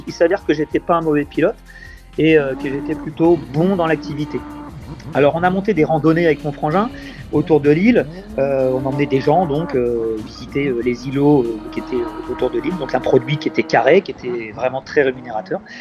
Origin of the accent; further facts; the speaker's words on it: Tours, Centre-Val de Loire, France; now in Saint-Martin; je suis né en Indre-et-Loire, sur le North Shore de Tours